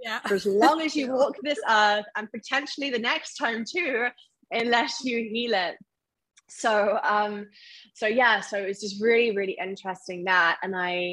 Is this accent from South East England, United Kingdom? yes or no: yes; Surrey, South East England, United Kingdom; moved away as an adult; also born or lived in Isle of Wight; I'm originally from Surrey